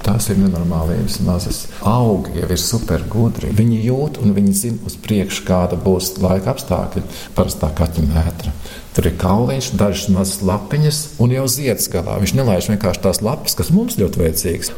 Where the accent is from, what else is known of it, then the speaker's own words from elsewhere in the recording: Saloja, Vidzeme, Latvia; es esmu dzimis Salojā. Un Skoliņa bija puikulis, astoņgadīgā skola